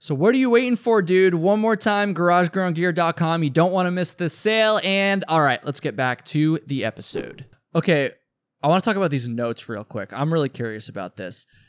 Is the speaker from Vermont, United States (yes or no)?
yes; Vermont, United States; I'm also from Vermont